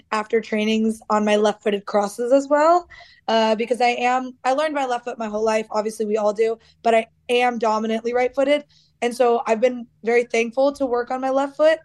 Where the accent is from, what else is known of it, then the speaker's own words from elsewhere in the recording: United States; moved away as an adult; now in Australia; I am American